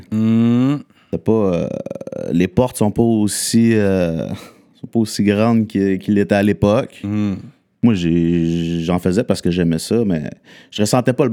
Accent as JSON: {"language": "French", "region": "Quebec", "country": "Canada", "said": "Fait que moi, genre, je criais au et que j'étais québécois"}